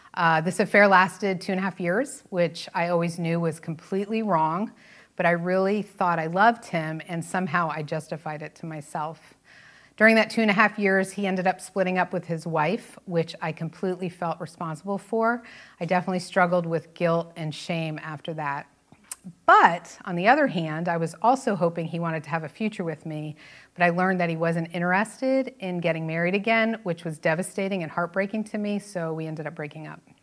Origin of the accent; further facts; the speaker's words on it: New Jersey, United States; I was born and raised in New Jersey